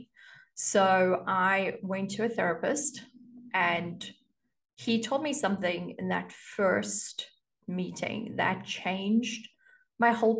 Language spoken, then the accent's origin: English; South Africa; I grew up in South Africa and you get your driver's license at the age of 18